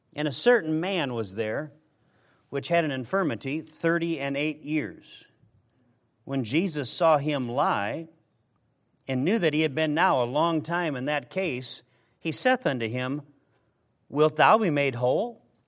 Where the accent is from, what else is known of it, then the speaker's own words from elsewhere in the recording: Midwest, United States; I come from the Midwest